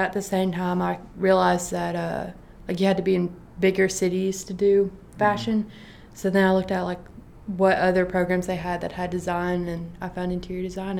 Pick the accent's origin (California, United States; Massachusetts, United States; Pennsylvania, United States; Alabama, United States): Alabama, United States; I'm from ARAP, Alabama. I'm also a senior studying interior architecture and design